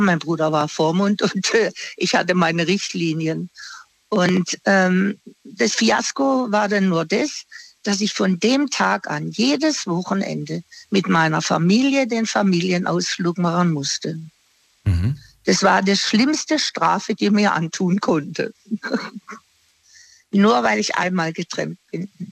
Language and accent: German; Singen, Baden-Württemberg, Germany; now in Offenburg, Germany; ich komme ursprünglich aus Singen.